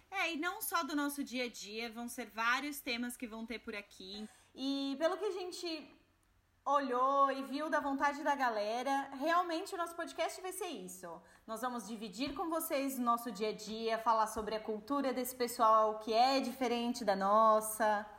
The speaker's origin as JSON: {"language": "Portuguese", "country": "Brazil", "also_born_or_lived": "Portugal", "moved": "as an adult", "lives_now": "Germany", "said": "diferente de muitos imigrantes, eu já saí do Brasil com um trabalho"}